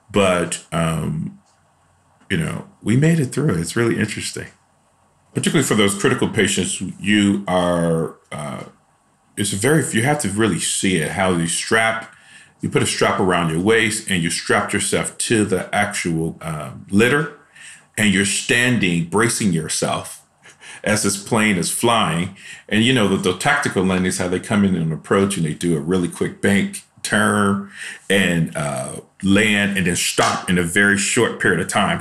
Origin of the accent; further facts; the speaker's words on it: Chicago, Illinois, United States; moved away; I'm from Chicago, and I grew up in a really rough neighborhood in Chicago